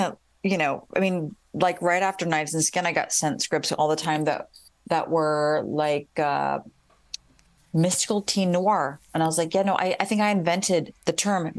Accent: Columbus, Ohio, United States; moved away as an adult; now in Chicago, United States; I grew up in Columbus, Ohio.

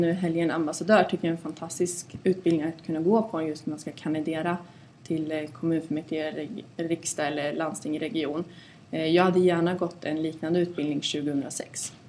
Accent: Mariestad, Västra Götaland, Sweden; moved away as an adult; also born or lived in Stockholm; Mariestad där jag kommer ifrån.

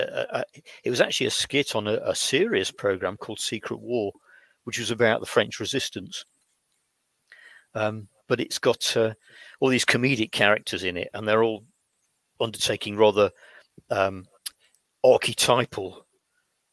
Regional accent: United Kingdom; growing up in Britain in the 1960s

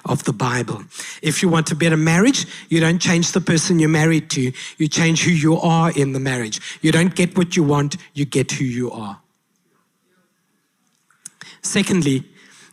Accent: South Africa; I said, South Africa

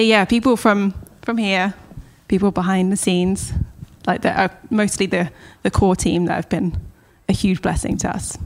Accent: Southampton, South East England, United Kingdom; moved away as an adult; now in Los Angeles, United States; I was also born in Hampshire, so I was born in Southampton, which is just on the on the coast of England. Um, I have a younger brother, and it's just a family of four that grew up in there.

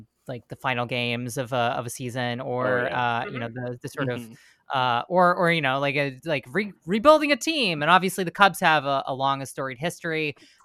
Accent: Oklahoma, United States; moved away; also born or lived in United Kingdom; I grew up in Oklahoma.

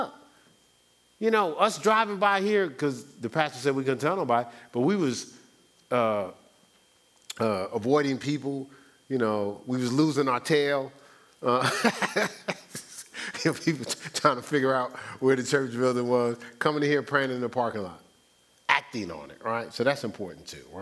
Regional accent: Newark, New Jersey, United States; I'm from Newark

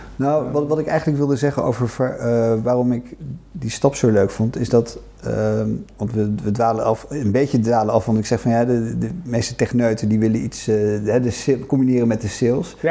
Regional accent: Oegstgeest, South Holland, Netherlands; geboren in Oostgeest.

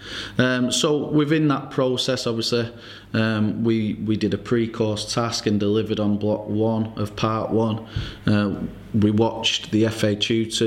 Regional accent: Oldham, North West England, United Kingdom; I'm now currently at Oldham Athletic, which is my hometown club

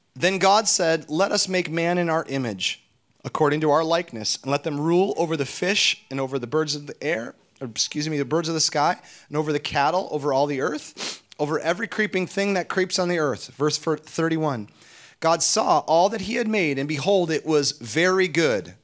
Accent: Minnesota, United States; we hail from Minnesota

